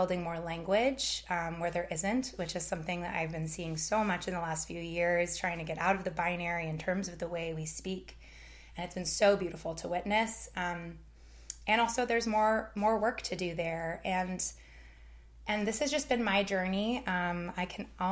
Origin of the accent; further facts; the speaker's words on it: Canada; moved away as an adult; now in United States; my lived experience growing up in Canada